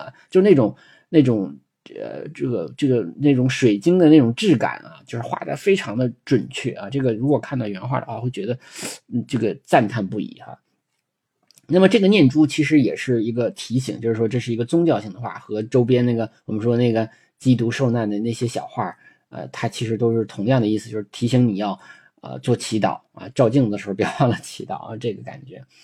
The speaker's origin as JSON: {"language": "Chinese", "country": "China", "said": "就是有点像我们中国人讲的男主外女主内"}